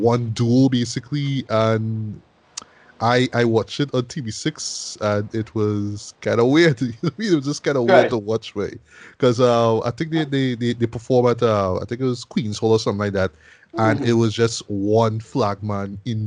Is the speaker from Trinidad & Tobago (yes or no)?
yes; Arima, Trinidad & Tobago; my hometown of Arima